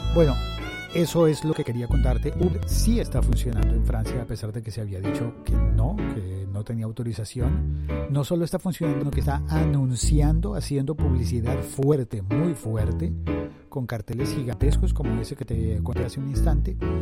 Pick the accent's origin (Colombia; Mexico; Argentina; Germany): Colombia; en mi país se llama domicilios.com bueno, en Colombia